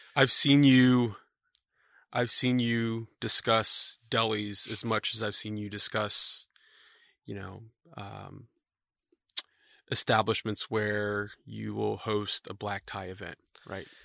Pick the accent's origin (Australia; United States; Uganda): United States; Houston, Texas; being from Houston, Texas